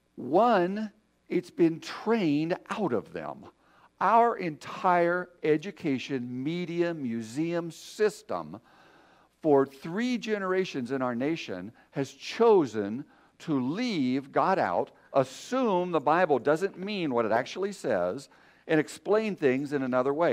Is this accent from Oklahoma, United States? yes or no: no; Michigan, United States; I'm from Michigan. We're surrounded by lakes